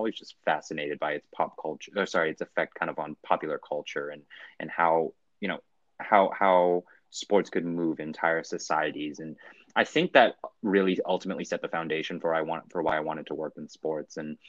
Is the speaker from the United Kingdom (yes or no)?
no; Vancouver, British Columbia, Canada; also born or lived in Hong Kong / Singapore / Germany; I grew up in Hong Kong. I was born in Hong Kong. And actually grew up in Vancouver, British Columbia in Canada with a stint in between there in Singapore and Germany.